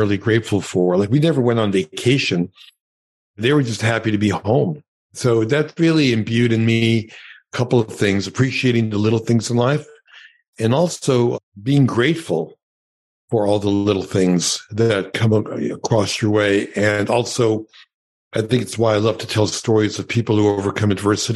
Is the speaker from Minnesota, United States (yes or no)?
no; New York City, New York, United States; first language Yiddish; English is a second language; moved away as an adult; also born or lived in Los Angeles; I grew up in Brooklyn, and my parents were Holocaust survivors